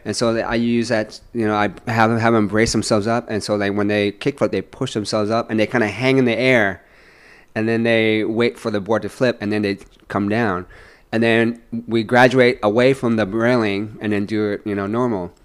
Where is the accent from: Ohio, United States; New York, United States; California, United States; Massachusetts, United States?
California, United States; San Francisco; also born or lived in Vietnam; SF is it's my I consider it to be my hometown.